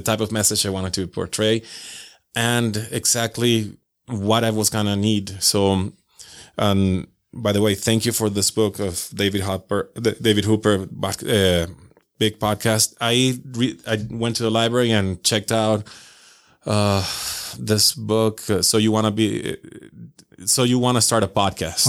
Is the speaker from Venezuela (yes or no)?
yes; Venezuela; moved away as an adult; now in Utah, United States; I'm originally from Venezuela